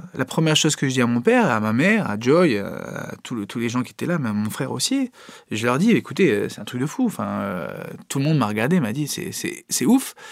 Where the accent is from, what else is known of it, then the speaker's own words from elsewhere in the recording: Italy; je suis italien